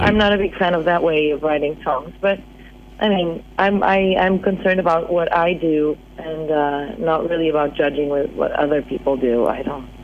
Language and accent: English; Portugal; English is a second language; moved away as an adult; also born or lived in Boston, United States; when I moved back to Portugal